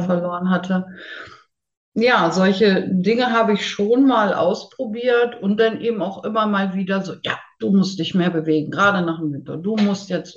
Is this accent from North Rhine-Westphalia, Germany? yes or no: no; near Hanover, Lower Saxony, Germany; ich komme aus der Nähe von Hannover, Bezen. Also ländlich, aber Hannover ist nicht weit